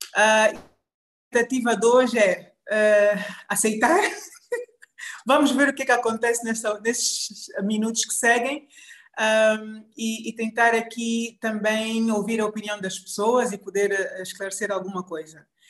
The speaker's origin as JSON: {"language": "Portuguese", "region": "Benguela", "country": "Angola", "tie": "born or raised there", "moved": "as an adult", "lives_now": "Luanda, Angola", "said": "saí de Benguela por volta de 95, infelizmente, com 18 anos, uh, para vir a Luanda para continuar os meus estudos. Em Benguela sempre tive muito muito envolvida em, em atividades da escola"}